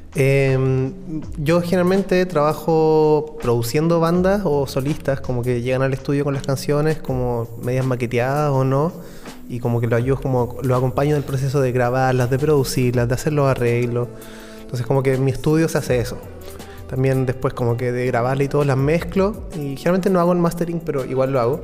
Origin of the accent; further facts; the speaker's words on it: Chile; los chilenos como que somos gente que está así todo el rato al borde de la cordillera